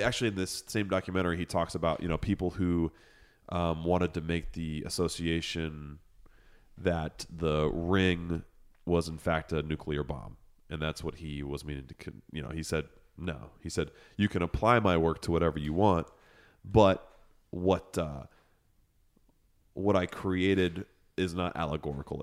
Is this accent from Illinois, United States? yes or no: yes; Chicago, Illinois, United States; accent: Lake Effect; moved away; also born or lived in Boston; as a kid, as a kid, I grew up in Chicago